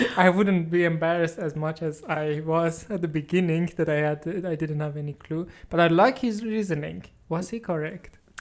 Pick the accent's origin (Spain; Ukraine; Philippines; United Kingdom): Philippines; English is a second language; moved away as an adult; now in Netherlands; I came from the Philippines and I live uh, for about 12 years in the Netherlands